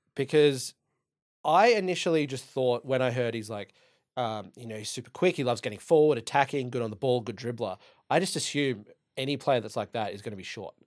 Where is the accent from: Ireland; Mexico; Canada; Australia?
Ireland; Dublin, Leinster; I'm Irish. I'm from Dublin